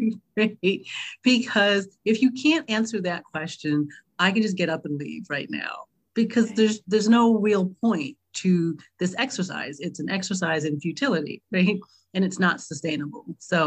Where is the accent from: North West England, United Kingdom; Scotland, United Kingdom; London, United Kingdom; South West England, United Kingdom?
London, United Kingdom; born there; the more I talk about the fact that I was born in London, they go, wait, what?